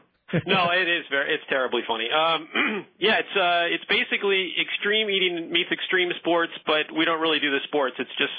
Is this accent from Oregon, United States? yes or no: yes; Medford, Oregon, United States; I grew up in Medford.